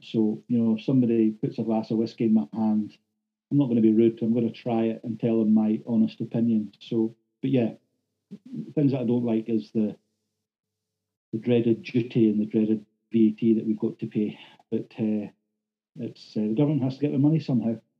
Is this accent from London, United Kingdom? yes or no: no; Thurso, Scotland, United Kingdom; as a local lad, done good, born and bred in Thurso